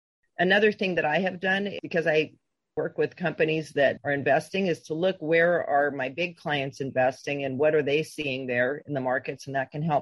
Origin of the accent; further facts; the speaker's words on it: Southern California, United States; growing up in Southern California